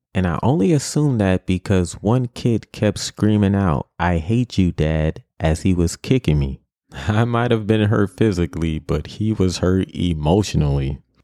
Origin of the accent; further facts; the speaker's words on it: New York City, New York, United States; growing up in New York City